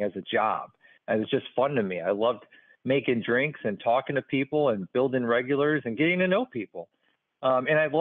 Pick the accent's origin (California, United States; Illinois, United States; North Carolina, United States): Illinois, United States; Chicago; moved away as an adult; also born or lived in Pearl Harbor, Hawaii; now in Columbus, United States; I was born and raised in Chicago, Illinois